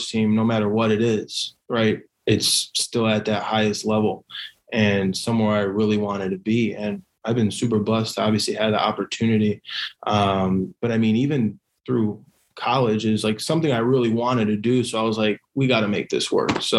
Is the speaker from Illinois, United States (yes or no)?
yes; Chicago, Illinois, United States; I'm from Chicago. I love my city. I love, you know, growing up here